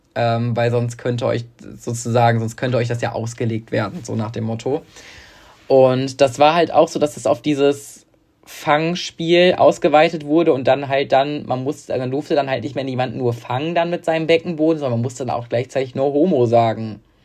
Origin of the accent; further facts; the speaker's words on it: Münster, North Rhine-Westphalia, Germany; weil das ja mein Heimatort ist